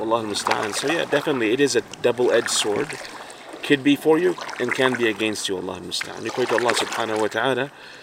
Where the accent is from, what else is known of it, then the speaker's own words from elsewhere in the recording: Fort McMurray, Alberta, Canada; Living where we live, you know, I'm from Fort Mac